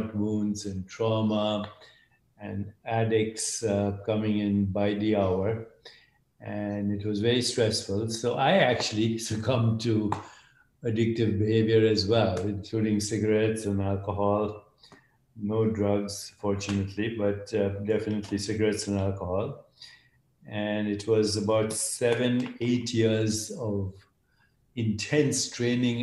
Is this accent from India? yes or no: yes; India; I grew up in India, and my mother was a great inspiration